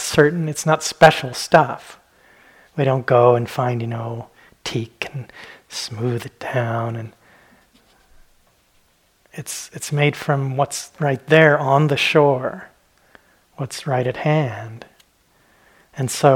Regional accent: Southwest, United States; when I was a kid, I grew up in the Southwest

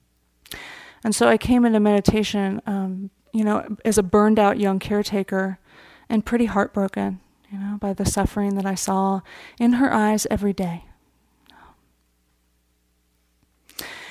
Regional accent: Marin County, California, United States; I grew up here in Marin County.

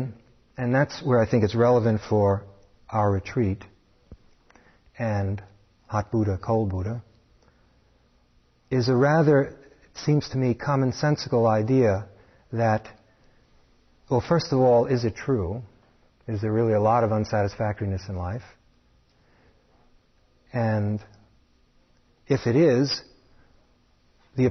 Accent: New York City, New York, United States; Growing up in New York City

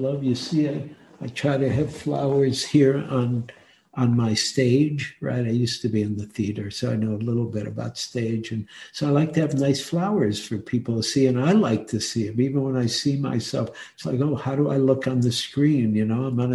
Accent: Detroit, Michigan, United States; moved away as an adult; also born or lived in New York City; now in San Francisco, United States; I was born in Detroit and lived in Detroit and had some really hard dukkha in Detroit, and also loved Detroit totally. It was such a great city when I was a boy

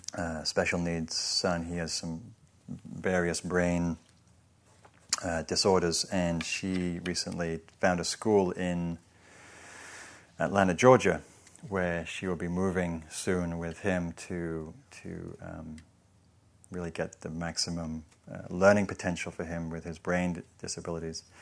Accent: England, United Kingdom

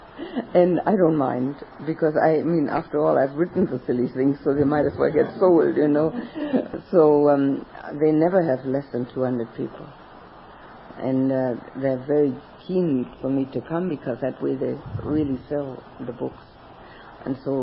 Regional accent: Berlin, Germany; moved away; also born or lived in Australia; in Berlin, my hometown

